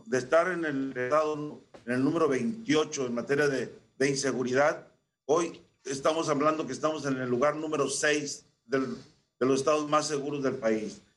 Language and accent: Spanish; Xicoténcatl, Tamaulipas, Mexico; born or raised there